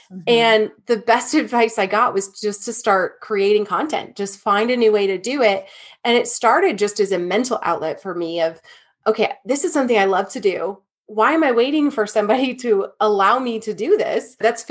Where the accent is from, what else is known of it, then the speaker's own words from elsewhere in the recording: Michigan, United States; I'm from Michigan.